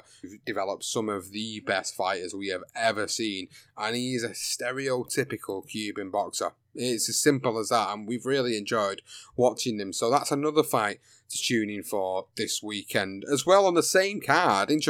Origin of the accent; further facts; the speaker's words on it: United Kingdom; British fight fan